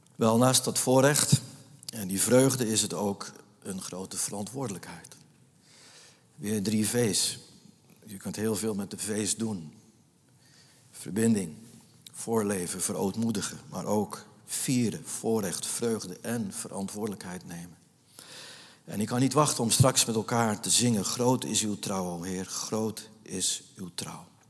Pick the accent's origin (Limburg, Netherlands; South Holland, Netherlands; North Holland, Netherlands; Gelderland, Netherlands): North Holland, Netherlands; Nieuw-Vennep; moved away as an adult; ik ben opgegroeid in de Jonker van de Poolstraat